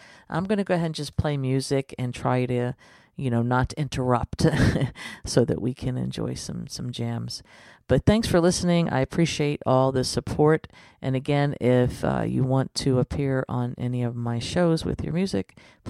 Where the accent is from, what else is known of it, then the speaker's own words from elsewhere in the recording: United States; I'm an American